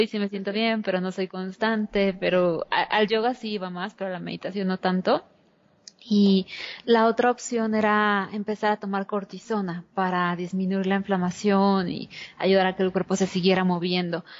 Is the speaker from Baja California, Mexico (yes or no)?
no; Mexico City, Mexico; yo nací en la Ciudad de México hace 32 años y específicamente em, en el centro